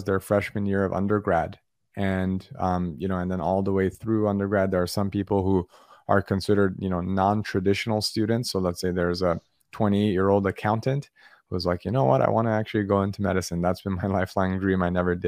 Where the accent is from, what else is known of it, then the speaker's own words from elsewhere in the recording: Los Angeles, California, United States; now in San Diego, United States; I'm a Southern Californian, born and raised. I grew up in Los Angeles